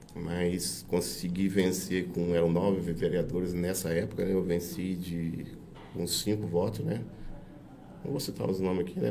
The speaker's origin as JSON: {"language": "Portuguese", "country": "Brazil", "tie": "born or raised there", "said": "Eu sou nascido em Guri, né? É, família de Murim"}